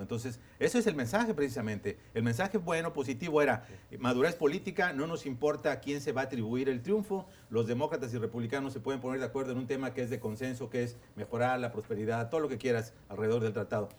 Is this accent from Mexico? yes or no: yes; Mexico; como mexicanos o como latinoamericanos